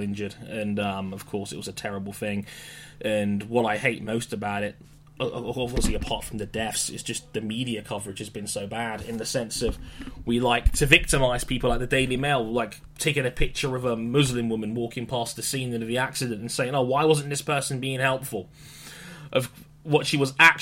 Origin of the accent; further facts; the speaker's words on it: London, United Kingdom; I'm from London, and many people know that I'm from London, and if you've watched the news in recent times, it's not been the best of weeks for our hometown